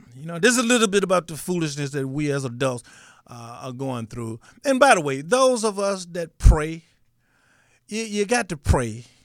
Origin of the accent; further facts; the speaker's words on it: Grenada, Mississippi, United States; moved away; Grenada, Mississippi, I, you know, I was so impressed that, uh, some of my hometown people watched the show